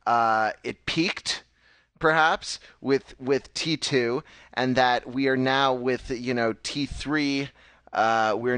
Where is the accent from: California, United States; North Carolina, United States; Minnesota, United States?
California, United States; Los Angeles; moved away; I'm from Los Angeles originally